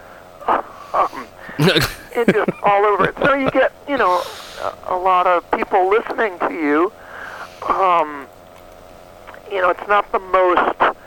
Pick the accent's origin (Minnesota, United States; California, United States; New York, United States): New York, United States; moved away as an adult; now in Austin, United States; I grew up in New York, but I've been in Austin, Texas for over 25 years.